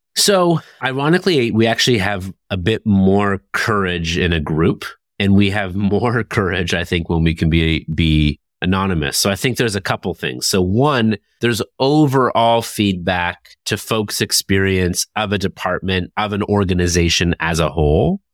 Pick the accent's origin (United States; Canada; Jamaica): Canada; Toronto, Ontario; Toronto, my hometown